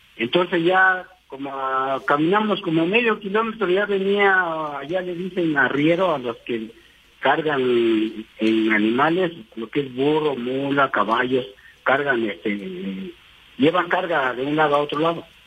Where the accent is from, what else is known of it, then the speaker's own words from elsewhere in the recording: Huatulco, Oaxaca, Mexico; now in Cuautitlán Izcalli, Mexico; yo vengo de un rancho, por Huatulco, de Huatulco, de Valle de Huatulco